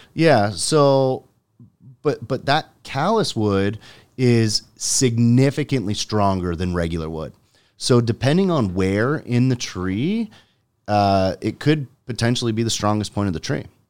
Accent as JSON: {"language": "English", "town": "Jordan", "region": "Ontario", "country": "Canada", "tie": "born or raised there", "said": "I grew up in Jordan"}